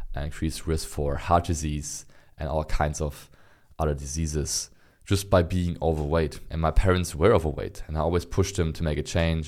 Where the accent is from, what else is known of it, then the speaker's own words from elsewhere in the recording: Berlin, Germany; I'm born and raised in Berlin, which is the capital of, of Germany